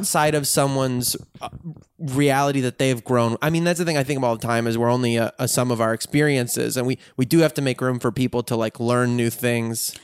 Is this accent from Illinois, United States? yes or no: yes; Chicago, Illinois, United States; Chicago where I grew up